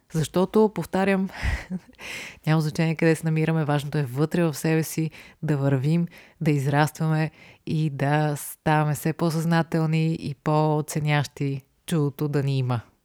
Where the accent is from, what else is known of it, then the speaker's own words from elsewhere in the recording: Bulgaria; има една лека съпротива в мен да се определям като българин